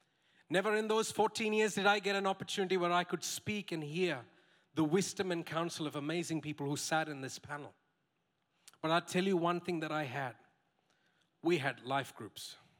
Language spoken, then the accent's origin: English; Saudi Arabia; For 14 years, I grew up in Saudi Arabia. Those were the 14 formative years of my life. I didn't sign up to be raised in that place, by the way.